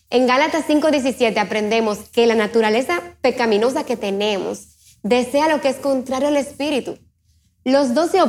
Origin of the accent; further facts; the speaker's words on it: Dominican Republic; soy de la República Dominicana, asisto a la IBI y me encanta trabajar con los jóvenes